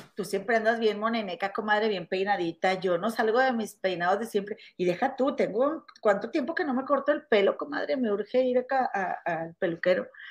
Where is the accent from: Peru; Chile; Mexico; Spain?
Mexico; Monterrey, Nuevo León; now in Chicago, United States; en mi rancho en Monterrey o en la casa de mi mamá